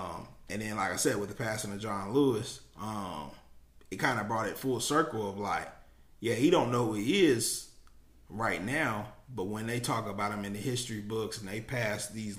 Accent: Germany; also born or lived in Kansas, United States; I'm a military brat, so I grew up in Germany all over, you know, and the last stop was Kansas.

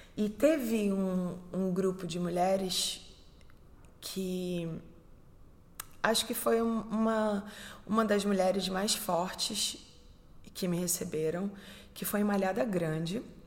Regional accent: Recife, Pernambuco, Brazil; moved away; Eu sou do Recife, sou pernambucana, brasileira.

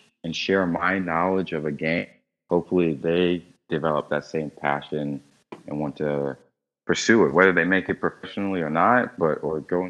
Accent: North Carolina, United States; now in Miami, United States; I'm from North Carolina. I more likely will move back home to Carolina

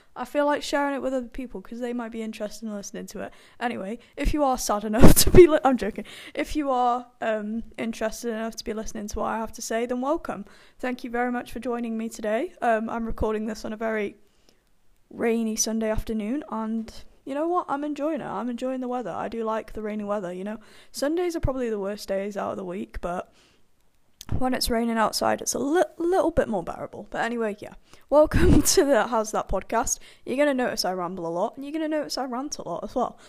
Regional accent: United Kingdom; I am British

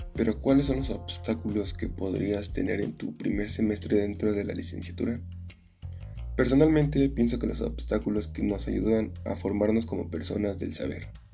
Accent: Acambay?, State of Mexico, Mexico; Nací en Acracomulco, Estado de México

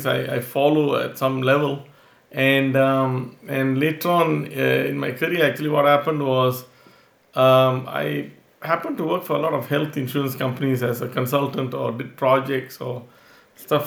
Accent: Singapore; moved away; I'm originally from Singapore

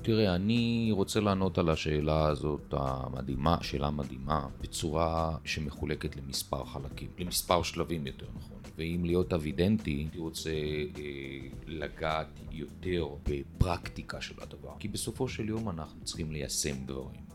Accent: Haifa, Haifa District, Israel; אני חיפאי במקור, מהכרמל

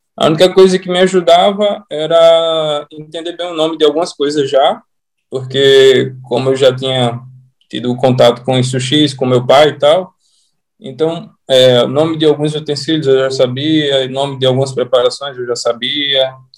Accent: Natal, Rio Grande do Norte, Brazil; Eu sou natural de Natal.

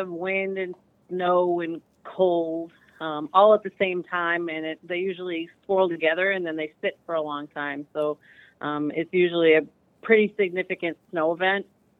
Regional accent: Massachusetts, United States; The suburbs of Boston.

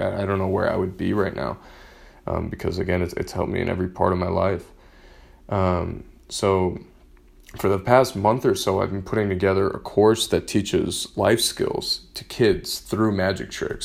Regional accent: Michigan, United States; I grew up in Michigan

